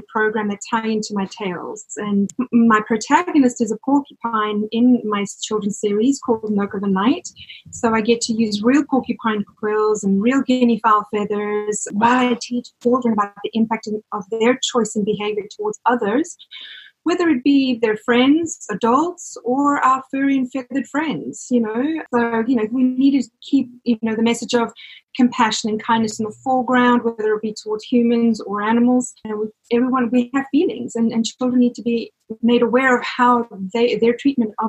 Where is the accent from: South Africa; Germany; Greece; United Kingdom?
South Africa; moved away as an adult; now in New Jersey, United States; My father is Greek, but I was born and raised in South Africa